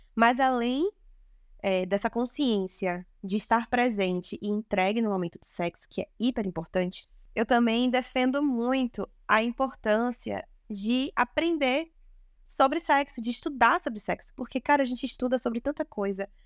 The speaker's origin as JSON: {"language": "Portuguese", "town": "Salvador", "region": "Bahia", "country": "Brazil", "tie": "born or raised there", "said": "falo aqui de Salvador, nasci e me criei aqui na Bahia"}